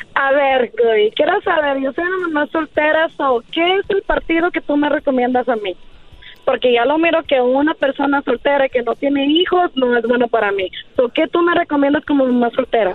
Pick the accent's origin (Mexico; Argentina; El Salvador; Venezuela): El Salvador; Yo soy del Salvador